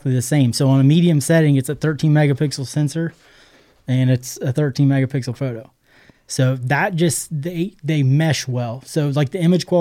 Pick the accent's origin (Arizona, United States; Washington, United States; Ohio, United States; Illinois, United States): Ohio, United States; Southern; We're from Southern Ohio